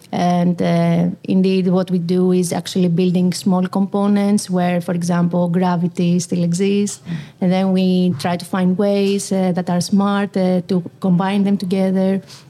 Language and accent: English; Athens, Attica, Greece; moved away as an adult; also born or lived in Delft, Netherlands; now in Rotterdam, Netherlands; we are originally from Athens, we like the city vibe